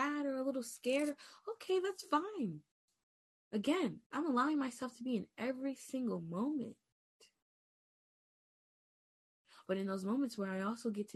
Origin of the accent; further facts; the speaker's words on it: New York, United States; I'm from New York